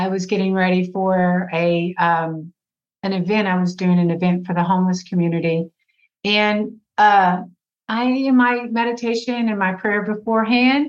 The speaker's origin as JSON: {"language": "English", "town": "Fort Worth", "region": "Texas", "country": "United States", "tie": "born or raised there", "said": "I am from Fort Worth, Texas. I grew up in the suburbs of Fort Worth"}